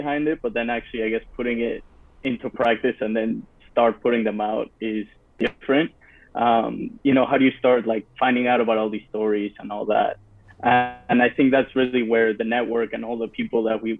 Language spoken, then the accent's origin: English; Peru; moved away; I grew up in Peru.